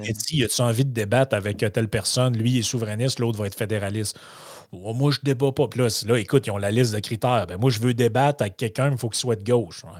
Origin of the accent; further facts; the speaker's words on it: Quebec, Canada; en tant que Québécois